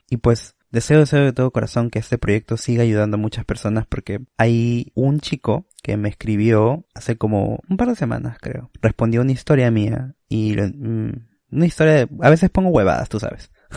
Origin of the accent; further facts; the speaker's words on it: Peru; como persona peruana